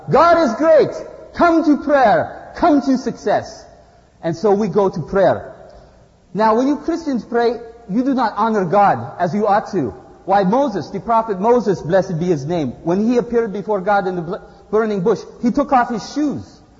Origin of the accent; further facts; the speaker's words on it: Izmir, Turkey; English is a second language; I come from Izmir, Turkey.